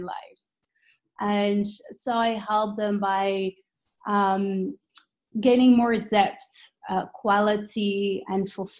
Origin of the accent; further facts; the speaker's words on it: Belgium; moved away as an adult; also born or lived in London, United Kingdom; now in New York, United States; I'm actually originally from Belgium. I currently live with my family in New York